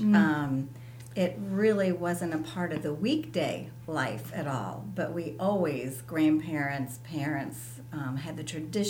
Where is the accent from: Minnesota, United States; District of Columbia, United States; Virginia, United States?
Virginia, United States; Fairfax County; moved away as an adult; also born or lived in Philadelphia area / Ashland, Virginia; now in Harrisonburg, United States; I am from Fairfax County, which is basically where I grew up. My whole family is from Philadelphia area. We moved away to Fairfax County, so I grew up there.